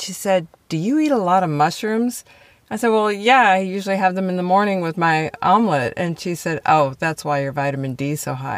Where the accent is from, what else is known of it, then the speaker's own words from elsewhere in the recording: Wisconsin, United States; I grew up in Wisconsin around lakes